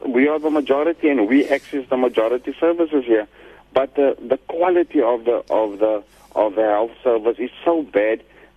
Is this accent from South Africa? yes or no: yes; Western Cape, South Africa; we as the colored majority, accessing our basic human rights for us being South African citizens